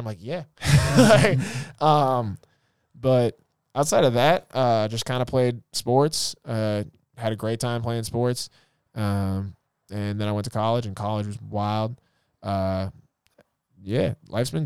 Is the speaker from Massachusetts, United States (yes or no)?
yes; Grafton, Massachusetts, United States; I grew up in Grafton